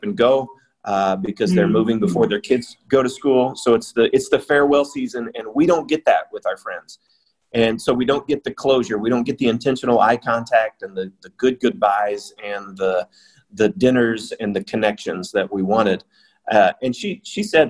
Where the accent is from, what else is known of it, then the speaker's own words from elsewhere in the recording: United States; now in China; my home country in the U.S.